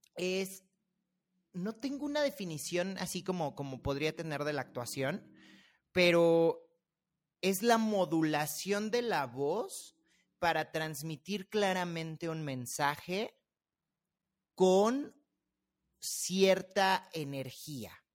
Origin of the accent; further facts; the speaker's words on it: Mexico City, Mexico; accent: chilango; los chilangos y todos estamos hablando así todo el tiempo